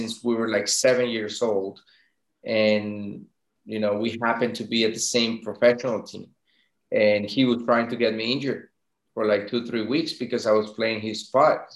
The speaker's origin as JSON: {"language": "English", "country": "Venezuela", "tie": "born or raised there", "also_born_or_lived": "France / Denmark", "moved": "as an adult", "said": "I was actually born in France. My parents were going to school there. But I was brought up in Venezuela. We moved back when I was like one or two. Then I grew in Venezuela until I was 17"}